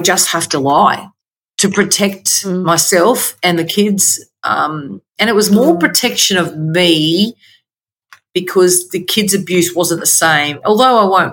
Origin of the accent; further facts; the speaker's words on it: Queensland, Australia; also born or lived in Victoria, Australia; we moved from Victoria back home to Queensland